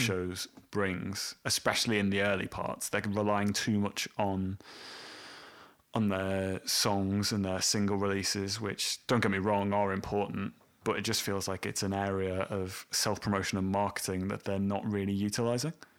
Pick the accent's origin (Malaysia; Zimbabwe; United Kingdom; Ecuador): United Kingdom; Welsh, Wales; a Welshman and someone from Leeds